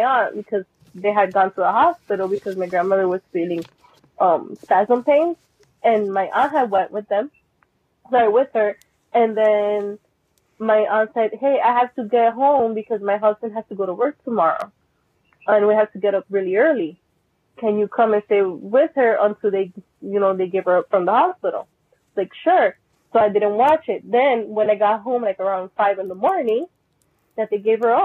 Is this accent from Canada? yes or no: no; Puerto Rico; I'm from Puerto Rico, from the Caribbean side of North America.